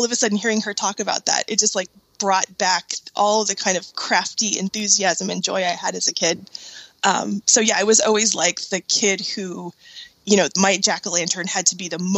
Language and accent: English; Bay Area, California, United States; now in Seattle area, United States; I grew up in the Bay Area